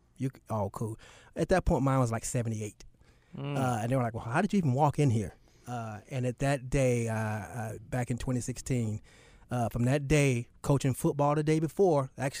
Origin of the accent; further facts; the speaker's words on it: Charlotte, North Carolina, United States; also born or lived in Newark; So most people think I was born and raised in Charlotte. My dad was in the Navy. I was born in Newark, New Jersey. But as soon as I was born, I moved back to Charlotte.